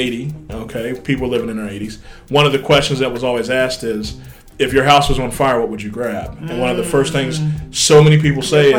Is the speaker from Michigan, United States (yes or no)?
no; West Virginia, United States; moved away; my home state, West Virginia.